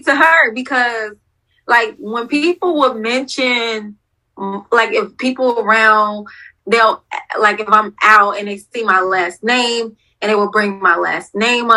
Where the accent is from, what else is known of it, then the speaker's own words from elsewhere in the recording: Ohio, United States; I'm from Ohio